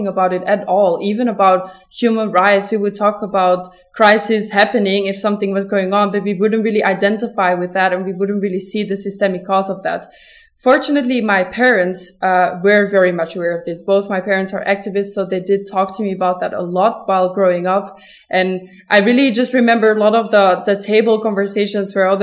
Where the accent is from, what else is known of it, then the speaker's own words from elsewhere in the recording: Belgium; I am from Belgium.